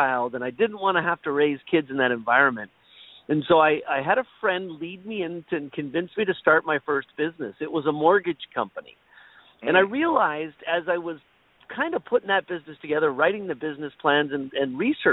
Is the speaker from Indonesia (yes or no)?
no; Toronto, Ontario, Canada; I am from Toronto, Canada